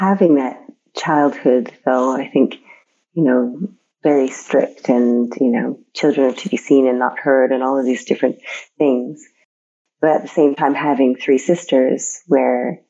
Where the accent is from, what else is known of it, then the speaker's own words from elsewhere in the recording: Toronto, Ontario, Canada; I grew up in Toronto.